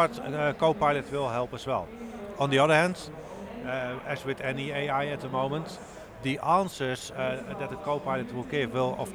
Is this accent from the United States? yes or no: no; Netherlands; It's in my home country